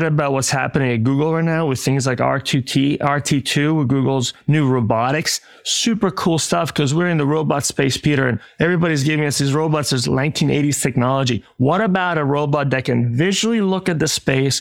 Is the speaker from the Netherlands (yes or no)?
no; Italy; now in United States; in Italy, my home country